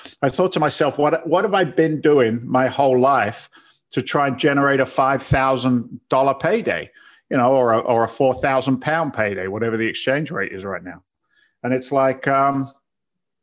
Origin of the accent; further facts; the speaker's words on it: London, United Kingdom; now in United States; I'm from London. Now I'm a firefighter